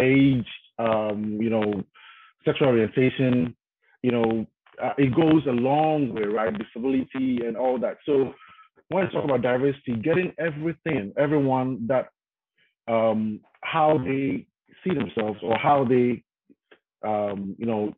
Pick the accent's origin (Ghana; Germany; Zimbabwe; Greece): Ghana; moved away as an adult; now in United States; I'm from Ghana, West Africa, right? And when I came to the States, when I relocated to the States, I had to relearn a lot of stuff, right? Because the way I grew up, my background is different